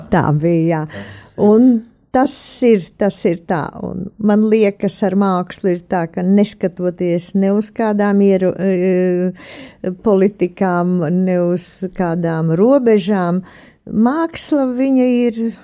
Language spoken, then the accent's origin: Latvian; Latvia